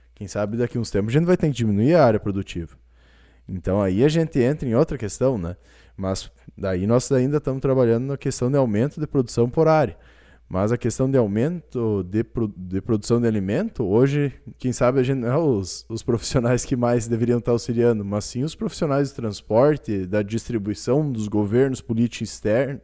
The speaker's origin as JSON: {"language": "Portuguese", "country": "Brazil", "said": "como brasileiros"}